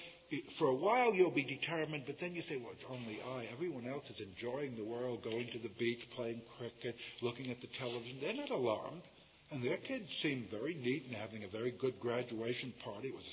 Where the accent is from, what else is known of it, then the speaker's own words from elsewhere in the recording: United States; I come from America